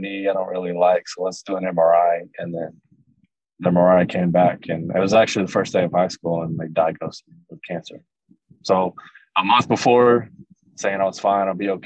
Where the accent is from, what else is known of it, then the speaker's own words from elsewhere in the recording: Everman, Texas, United States; also born or lived in Joshua, Texas; I grew up in Everman, which was maybe 10, 15 minutes from the town that we moved to right before I got into eighth grade